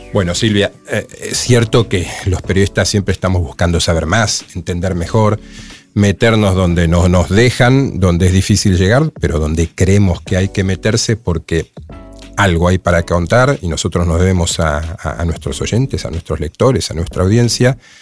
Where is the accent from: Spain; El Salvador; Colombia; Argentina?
Argentina; somos, los argentinos